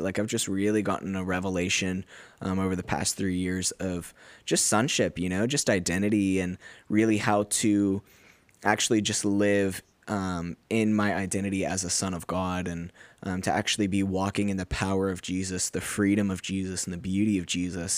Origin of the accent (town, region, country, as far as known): United States; moved away as an adult; now in Australia